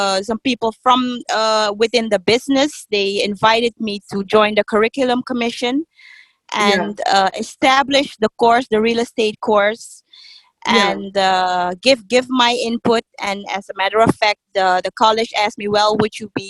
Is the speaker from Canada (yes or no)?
no; Suriname; also born or lived in Amsterdam, Netherlands; I moved with my mom to Suriname when I was 4 years old